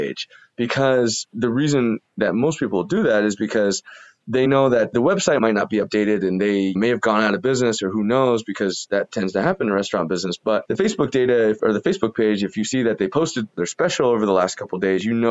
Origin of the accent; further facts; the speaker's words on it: Columbus, Ohio, United States; I was from Columbus, Ohio, never really been to a big city